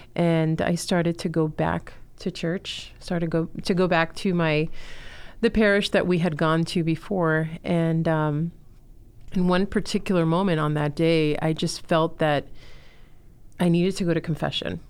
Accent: Miami, Florida, United States; also born or lived in Chile; I'm originally from Chile, was born there, and, um, grew up in Miami

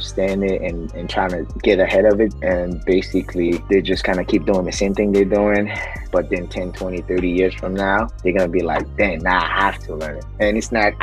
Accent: Haiti; I'm from Haiti

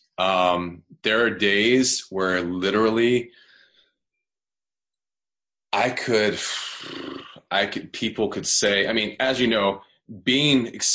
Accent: the South, United States; I'm from the South. I don't know if you know anything about the South. They have a little, like, Southern draw

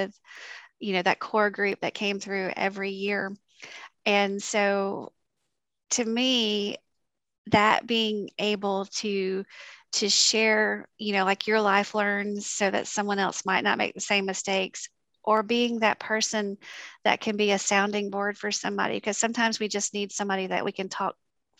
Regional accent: South Alabama, United States; moved away as an adult; now in Georgia, United States; I came from South Alabama

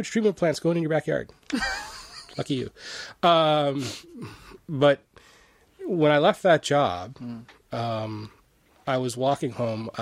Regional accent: Niagara, Ontario, Canada; I grew up in Niagara, and we were over in Buffalo, New York

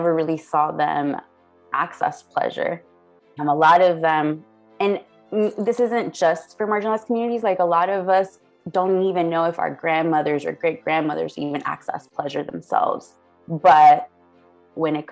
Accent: Houston, Texas, United States; I was born and raised in Houston, Texas.

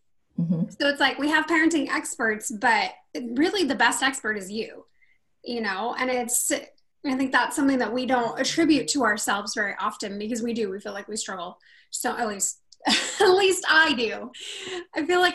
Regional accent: Rocklin, California, United States; also born or lived in Sacramento, California; we lived in a little town called Rocklin, California

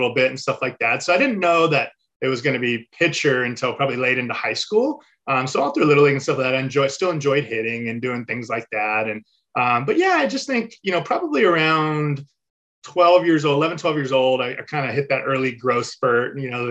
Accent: Mission Viejo, California, United States; So I grew up in Mission Viejo, California, which is in Orange County, Southern.

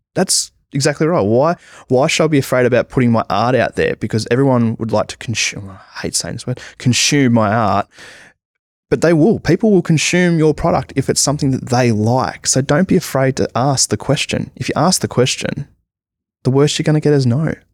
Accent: Australia; being an Australian comic book artist

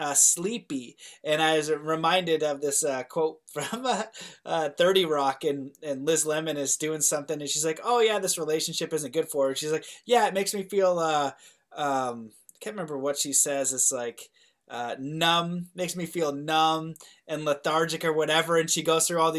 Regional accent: Canada; I'm Canadian

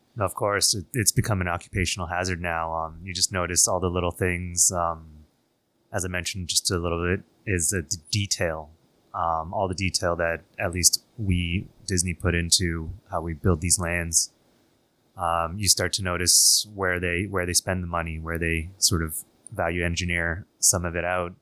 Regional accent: Toronto, Ontario, Canada; moved away as an adult; now in Shanghai, China; being a Canadian kid, uh, grew up in Toronto.

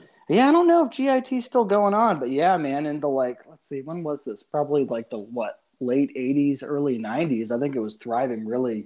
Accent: San Jose, California, United States; from born and raised in San Jose, California.

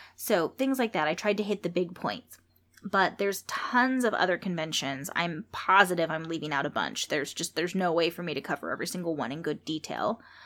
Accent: San Jose, California, United States; San Jose, California, my hometown

